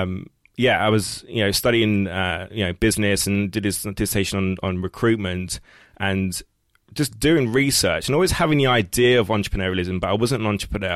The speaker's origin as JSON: {"language": "English", "region": "London", "country": "United Kingdom", "tie": "born or raised there", "said": "growing up in East London, not far from here, it's like working class"}